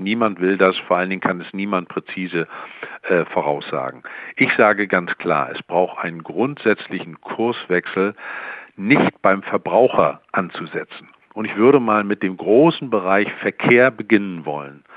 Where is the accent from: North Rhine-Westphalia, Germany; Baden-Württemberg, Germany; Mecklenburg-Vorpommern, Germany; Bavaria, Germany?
Mecklenburg-Vorpommern, Germany; in meinem Heimatland Mecklenburg-Vorpommern